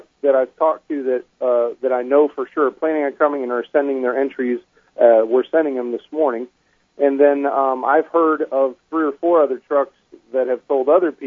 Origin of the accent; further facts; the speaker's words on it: the North, United States; now in Florida, United States; I'm from the North